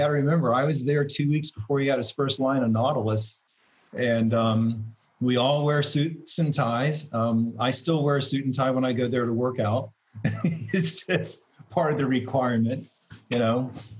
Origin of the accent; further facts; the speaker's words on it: Hawaii, United States; I'm from Mount Haleakala in Hawaii.